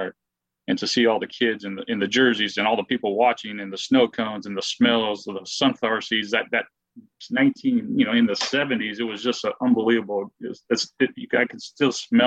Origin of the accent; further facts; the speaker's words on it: El Paso, Texas, United States; growing up in El Paso